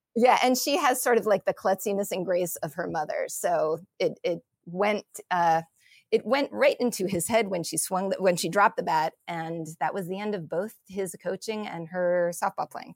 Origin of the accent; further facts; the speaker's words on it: Massachusetts, United States; I am from Massachusetts